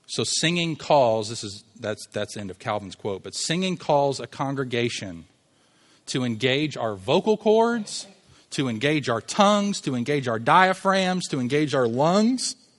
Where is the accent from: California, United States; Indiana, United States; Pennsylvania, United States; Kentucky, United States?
Kentucky, United States; Louisville; I'm from Louisville